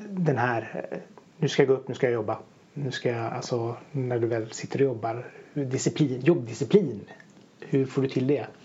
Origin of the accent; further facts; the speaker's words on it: Gothenburg, Västra Götaland, Sweden; som göteborgare att höra Backaplan, Nattrafiken, hej och Det var mycket sådana nedslag från i Göteborg.